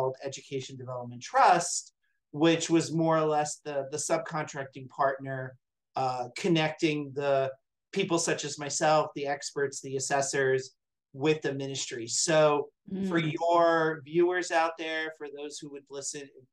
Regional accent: United States; also born or lived in Saudi Arabia; as an American man

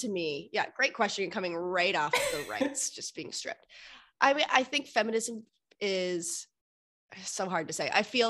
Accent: Annapolis, Maryland, United States; also born or lived in Mississauga; now in Toronto, Canada; So I was born in Toronto, where I live now, but I grew up in Annapolis, Maryland in the States. And then when we moved back to Canada, I was in Mississauga, Ontario.

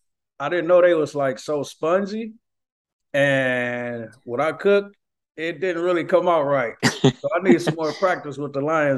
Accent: Ypsilanti, Michigan, United States; now in Las Vegas, United States; I'm from Michigan originally, and it's like pretty much not really a vegan community there where I'm from. I'm from a real small city called Ypsilanti, and it's really It's really not a vegan community there.

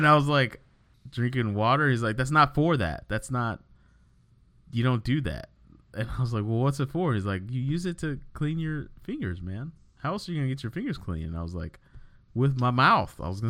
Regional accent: United States; I was in the States my whole life.

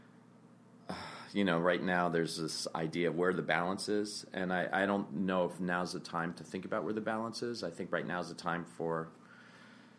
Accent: New York City, New York, United States; growing up in the village, right? Like I wasn't growing up in the Bible Belt

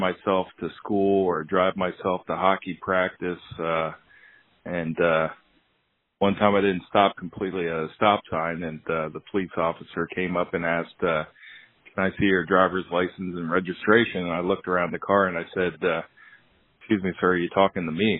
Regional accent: Hershey, Pennsylvania, United States; I grew up in Hershey, PA.

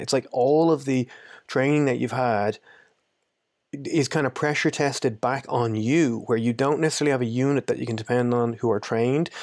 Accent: Ireland; I'm from Ireland, but I've lived in a good few places

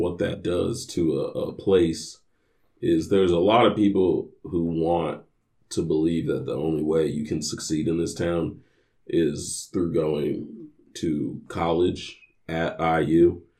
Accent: Indianapolis, Indiana, United States; moved away

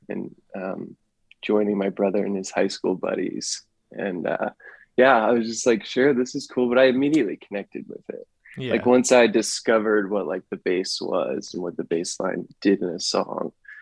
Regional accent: Pennsylvania, United States; I grew up in Pennsylvania

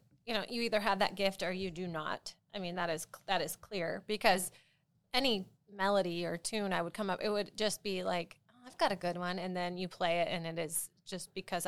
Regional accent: South Carolina, United States; I'm from South Carolina.

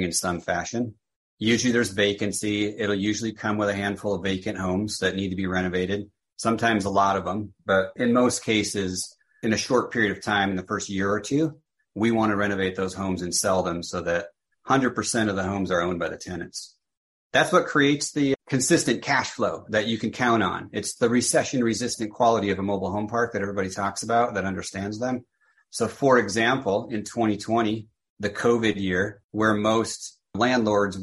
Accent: Minnesota, United States; now in Scottsdale, United States; I grew up in Minnesota.

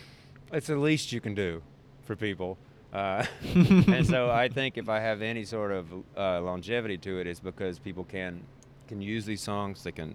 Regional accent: the South, United States; it's so in me as a Southerner, I extend politeness to fucking asshats that I shouldn't

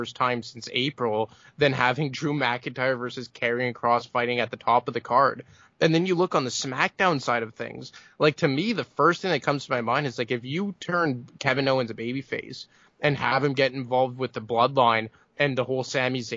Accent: Montreal, Quebec, Canada; my hometown in Montreal

